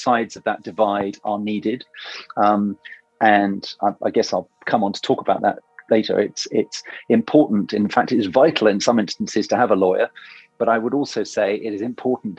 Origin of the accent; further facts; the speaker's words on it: Oxford, South East England, United Kingdom; I grew up in Oxford, where there's obviously a very famous university